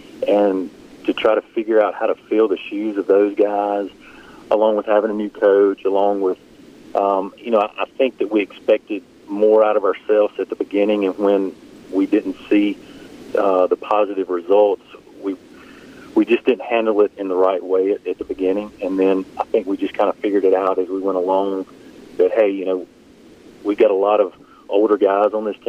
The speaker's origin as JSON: {"language": "English", "town": "Philadelphia", "region": "Mississippi", "country": "United States", "tie": "born or raised there", "lives_now": "Madison, United States", "said": "Yeah, I live in Madison. I grew up in Philadelphia, Mississippi, and I live in Madison now, and been there for about 15 years."}